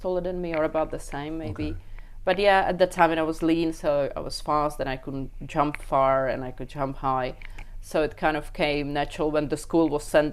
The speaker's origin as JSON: {"language": "English", "country": "Czechia", "tie": "born or raised there", "also_born_or_lived": "Reykjavik, Iceland / Brno, Czech Republic", "moved": "as an adult", "lives_now": "Japan", "said": "my hometown is only 5,000 people"}